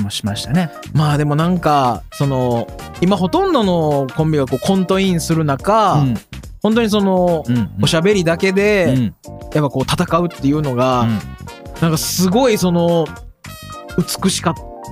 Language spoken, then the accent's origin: Japanese; Osaka, Japan; 僕は大阪人